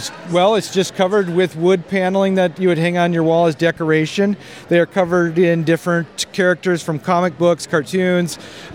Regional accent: Minnesota, United States; from Minnesota, too. I live in Laverne.

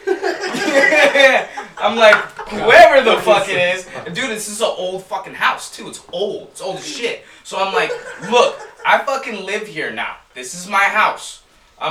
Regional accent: Chicago, Illinois, United States; moved away; I'm still fresh from Chicago

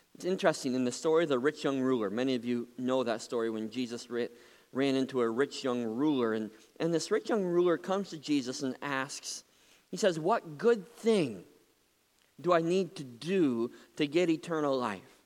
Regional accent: Muskegon, Michigan, United States; When I was just a kid growing up in Muskegon

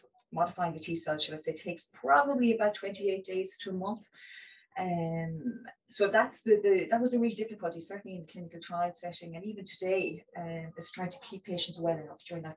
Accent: Wexford, Leinster, Ireland; moved away as an adult; also born or lived in Australia; now in Dublin, Ireland; I'm from Wexford

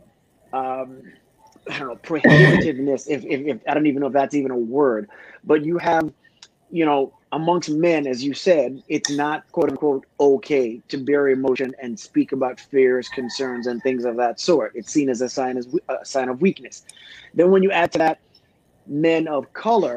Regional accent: U.S. Virgin Islands; moved away; I'm originally from St. Thomas.

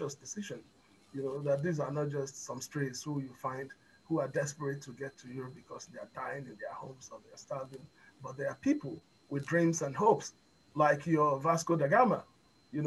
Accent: Lagos, Nigeria; moved away; also born or lived in United States; When I was a kid, when I was younger, growing up in Lagos

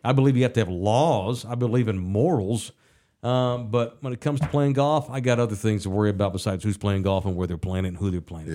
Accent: United States; I'm an American

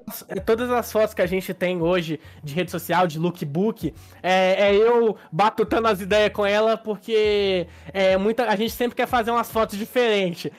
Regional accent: Minas Gerais, Brazil; A gente é de Minas

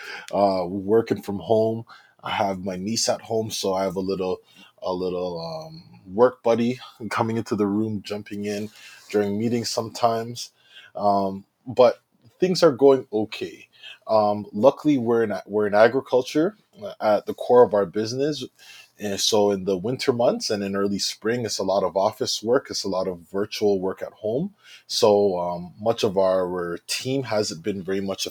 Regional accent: Brampton, Ontario, Canada; also born or lived in Oshawa / Ottawa / United Kingdom; So I was born in Oshawa, but I grew up in Brampton. I've been in Brampton my whole life

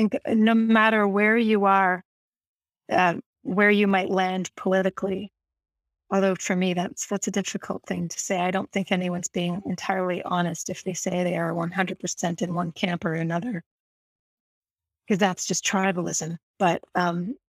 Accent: Canada

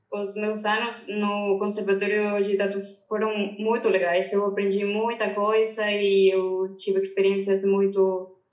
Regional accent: Peru; Portuguese is a second language; moved away as an adult; now in Brazil; Eu sou peruana. Eu cheguei aqui no Brasil 2017.

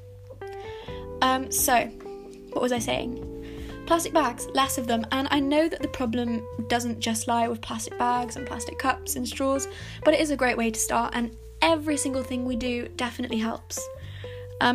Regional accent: Hay-on-Wye, Wales, United Kingdom; now in Cardiff, United Kingdom; And also Hay-on-Wye, which is my hometown

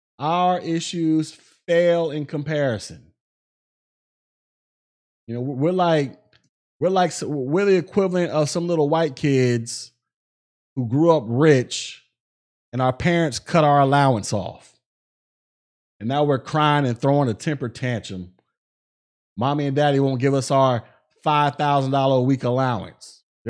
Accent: United States; glad I was born in America, baby. I'm proud to be an American.

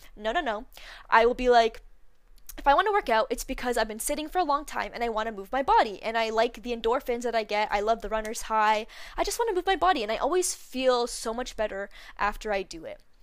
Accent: Canada; where I live, 'cause I'm from Canada

